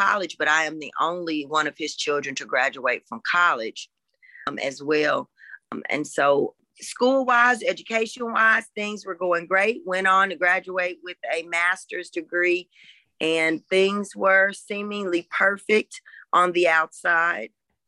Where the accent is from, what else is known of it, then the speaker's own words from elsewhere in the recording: Raytown, Missouri, United States; I'm from Kansas City, Missouri